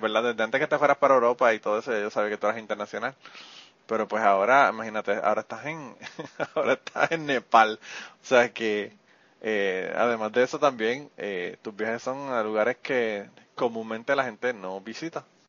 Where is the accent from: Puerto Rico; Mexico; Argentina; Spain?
Puerto Rico; en Puerto Rico cuando yo era joven, que eso fue hace muchos años atrás, eh, la, la, carretera que había para llegar a mi pueblo desde San Juan